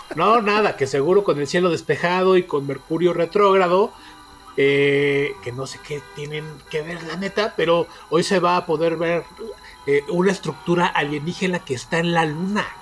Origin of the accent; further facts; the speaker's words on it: State of Mexico, Mexico; mi tierra